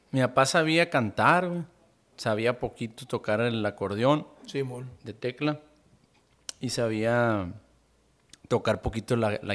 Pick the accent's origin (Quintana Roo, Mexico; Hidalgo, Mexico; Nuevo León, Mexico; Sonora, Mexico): Sonora, Mexico; Caborca; born there; somos tres y somos nacidos aquí en Caborca, ¿no?